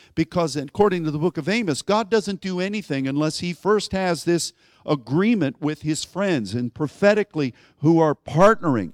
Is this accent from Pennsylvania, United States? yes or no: yes; Pittsburgh, Pennsylvania, United States; where I grew up in Pittsburgh